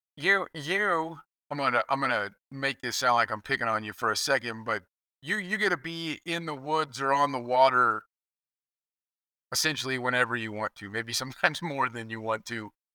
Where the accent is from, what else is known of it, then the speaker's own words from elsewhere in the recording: Kansas, United States; I grew up in Kansas